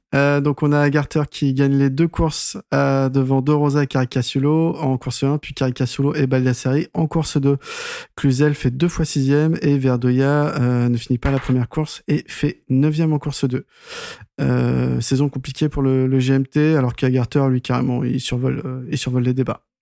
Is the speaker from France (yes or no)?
yes; France; Nous, en tant que Français